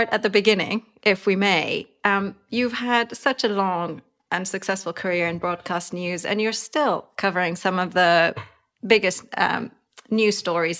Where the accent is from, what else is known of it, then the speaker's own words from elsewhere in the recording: Iran; moved away; I grew up in Iran in one of the few households that had an illegal satellite